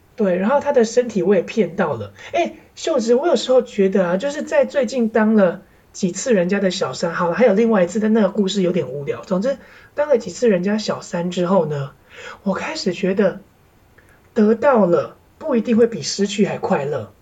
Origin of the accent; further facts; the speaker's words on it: Kaohsiung, Taiwan; 我是高雄人